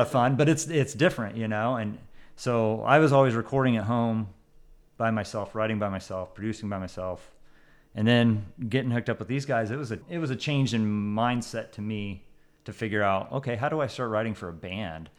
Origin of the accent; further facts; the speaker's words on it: Central Illinois, United States; I'm also from Central Illinois